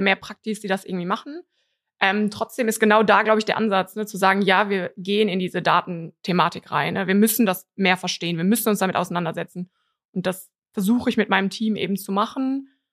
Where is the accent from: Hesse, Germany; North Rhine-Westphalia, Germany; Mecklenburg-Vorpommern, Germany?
North Rhine-Westphalia, Germany; Cologne; bin aus Köln